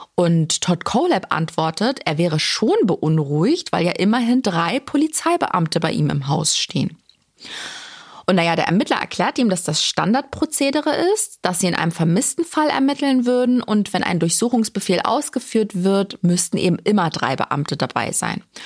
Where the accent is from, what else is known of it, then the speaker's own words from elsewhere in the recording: Germany; Bei uns in Deutschland